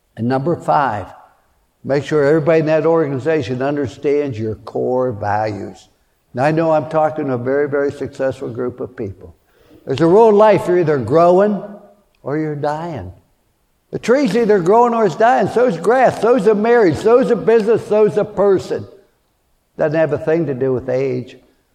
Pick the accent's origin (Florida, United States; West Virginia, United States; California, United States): West Virginia, United States; Fallsbury; born there; I was born in Fallsbury, West Virginia during the Depression.